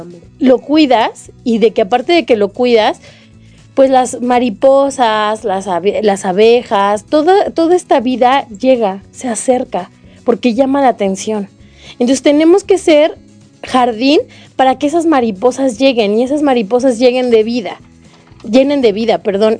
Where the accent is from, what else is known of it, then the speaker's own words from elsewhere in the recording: Mexico; como mexicanos